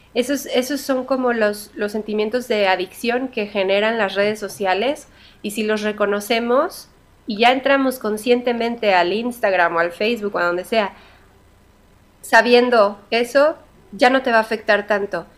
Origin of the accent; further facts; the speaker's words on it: Mexico; soy bien mexicana